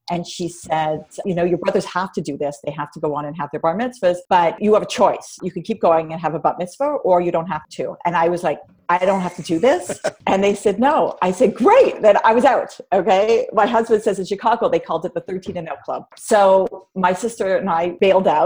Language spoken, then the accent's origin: English; Toronto, Ontario, Canada; I was raised in Toronto. I'm Canadian.